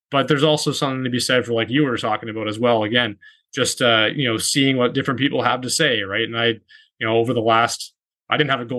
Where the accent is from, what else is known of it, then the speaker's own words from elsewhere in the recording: Toronto, Ontario, Canada; when we were growing up in Toronto